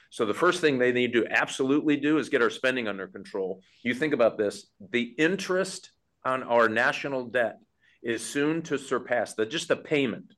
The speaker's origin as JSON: {"language": "English", "region": "Michigan", "country": "United States", "said": "I'm from Michigan"}